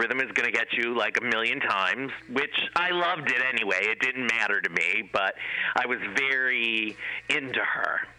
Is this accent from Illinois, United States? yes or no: no; Cleveland, Ohio, United States; I went to school or to college in Ohio, where I'm originally from. I'm from Cleveland, Ohio.